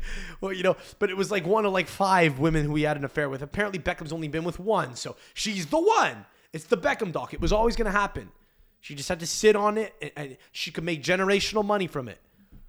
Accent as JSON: {"language": "English", "region": "England", "country": "United Kingdom", "said": "I don't know where I'm from in England. I'm English."}